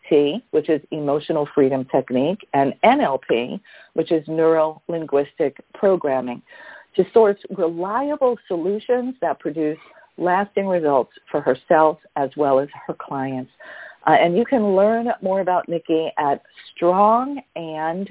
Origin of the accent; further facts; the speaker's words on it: New York City, New York, United States; we were raised by the same mom and dad growing up in Brooklyn, New York